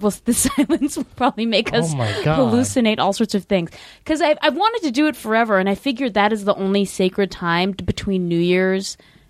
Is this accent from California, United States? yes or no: yes; San Francisco, California, United States; Oh, yeah, I grew up in the Richmond District.